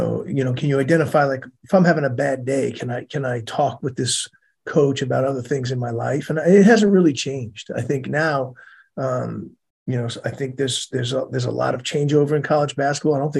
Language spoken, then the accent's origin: English; Bethpage, New York, United States; moved away as an adult; in my town, I grew up in Bethpage